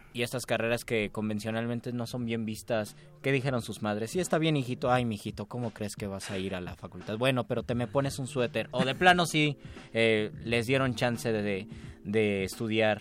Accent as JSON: {"language": "Spanish", "region": "Mexico City", "country": "Mexico", "said": "como buenos chilangos que vamos poco al mar"}